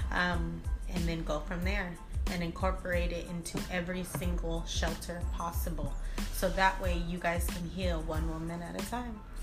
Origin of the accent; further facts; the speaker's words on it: Long Beach, California, United States; I'm from Long Beach, LBC